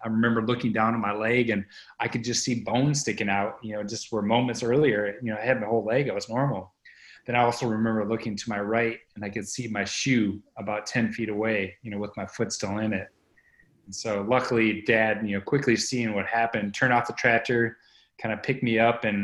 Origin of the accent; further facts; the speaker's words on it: Boscobel, Wisconsin, United States; Boscobel, Wisconsin, which is my hometown